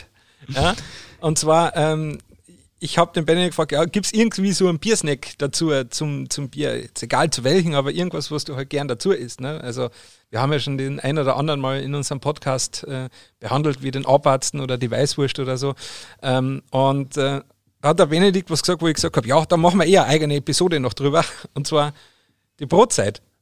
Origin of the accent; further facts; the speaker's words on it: Bavaria, Germany; als Bayer ist einem das ja nicht nein, Fingerfoodplatten.